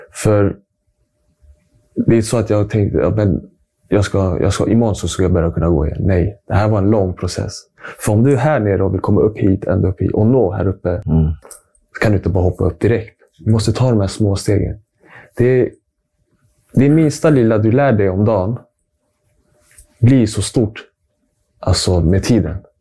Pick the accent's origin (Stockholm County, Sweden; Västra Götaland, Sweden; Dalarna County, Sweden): Stockholm County, Sweden; Stockholm; Född och uppvuxen här i Stockholm